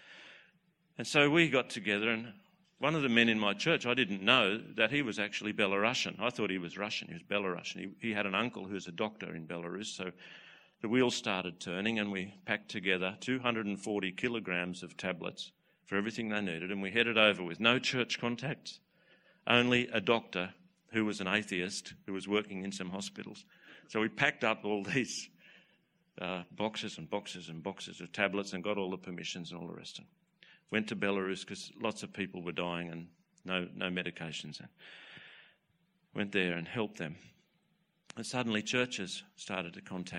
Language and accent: English; Newcastle, New South Wales, Australia; Hunter Valley, Newcastle.